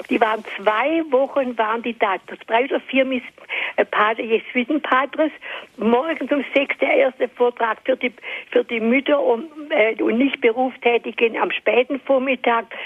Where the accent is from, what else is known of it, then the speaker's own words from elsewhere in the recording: Stuttgart, Baden-Württemberg, Germany; ich bin aus Stuttgart und der Pfarrer in unserer Gemeinde